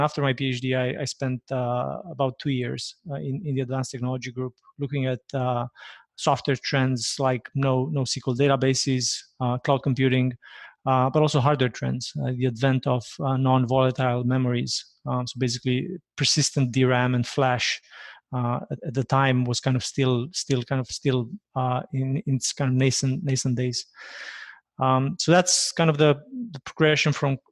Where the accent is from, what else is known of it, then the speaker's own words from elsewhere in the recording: Romania; moved away as an adult; now in Toronto, Canada; I hail from Romania, born and raised in Romania. Moved to Canada about 15 years ago.